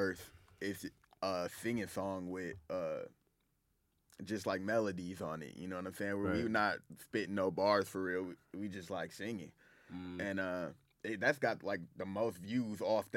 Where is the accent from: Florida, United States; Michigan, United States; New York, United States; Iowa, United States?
Michigan, United States; Sumter; Sumter, Michigan. That's right. Where I grew up